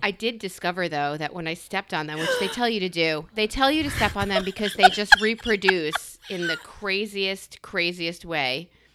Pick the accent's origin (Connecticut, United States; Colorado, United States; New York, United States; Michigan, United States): New York, United States; I'm a New Yorker